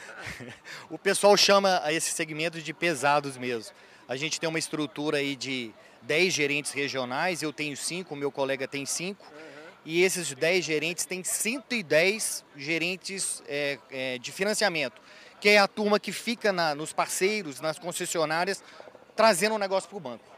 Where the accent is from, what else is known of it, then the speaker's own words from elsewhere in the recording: Belo Horizonte, Minas Gerais, Brazil; eu sou de Belo Horizonte, sou mineirinho da terra lá de Belo Horizonte